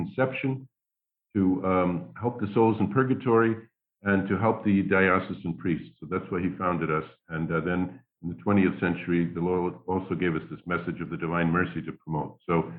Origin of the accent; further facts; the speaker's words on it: New York City, New York, United States; moved away as an adult; also born or lived in Queens, New York / Brooklyn, New York / Philadelphia; now in Rome, Italy; I grew up in Staten Island, New York. I was born in Queens and lived in Brooklyn briefly, but mostly Staten Island. I was one of 5 children. My father was a high school art teacher. My parents were very religious. They were secular Franciscans